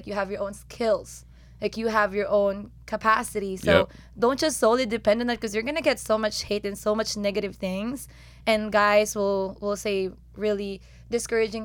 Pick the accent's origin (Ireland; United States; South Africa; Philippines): Philippines; moved away; I'm from Philippines